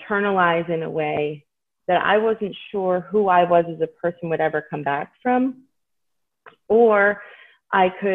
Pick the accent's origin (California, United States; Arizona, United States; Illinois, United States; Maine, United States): Maine, United States; now in Hershey, United States; I was growing up in Maine